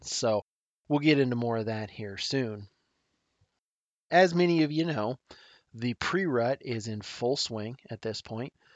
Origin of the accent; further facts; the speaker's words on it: Nebraska, United States; my home state of Nebraska